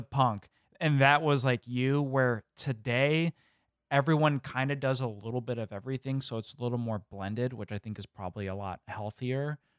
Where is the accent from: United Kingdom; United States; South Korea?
United States; Illinois; growing up in the Midwest